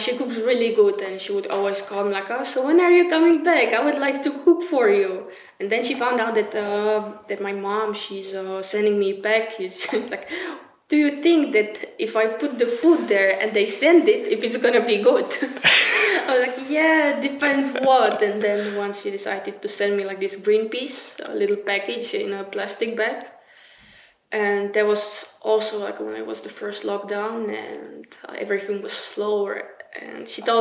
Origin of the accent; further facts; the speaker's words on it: Czechia; moved away as an adult; now in Norway; I was from Czech